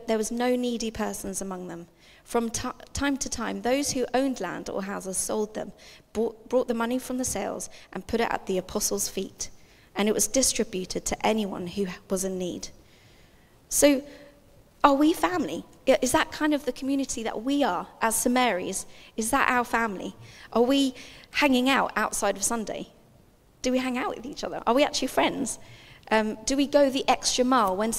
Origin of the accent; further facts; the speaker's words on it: England, United Kingdom; I was born in England, but my parents are South African